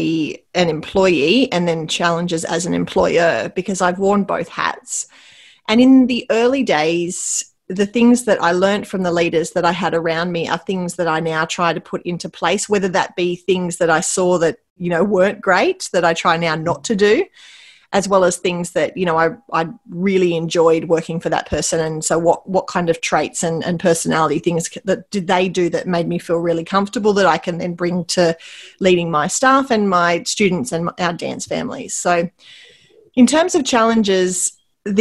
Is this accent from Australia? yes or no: yes; Wauchope, New South Wales, Australia; now in Port Macquarie, Australia; I grew up in Wauchope, which is near where I live now. I live in Port Macquarie.